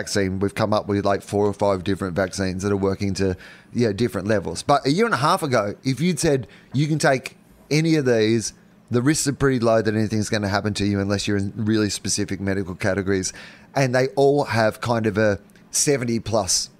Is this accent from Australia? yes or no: yes; Australia